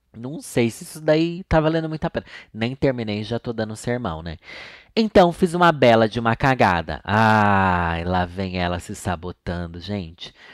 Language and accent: Portuguese; Sorocaba, São Paulo, Brazil; accent: sorocabano; eu sou de Sorocaba. Lá eu não tenho sotaque, porque todo mundo fala igual.